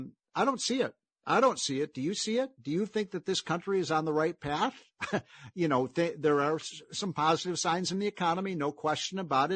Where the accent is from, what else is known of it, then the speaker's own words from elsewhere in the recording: Chicago, Illinois, United States; my hometown of Chicago